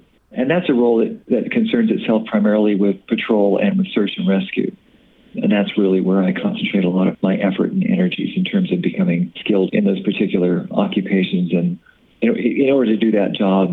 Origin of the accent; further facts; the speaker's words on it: Bay Area, California, United States; now in Des Moines, United States; I grew up on the Upper California coast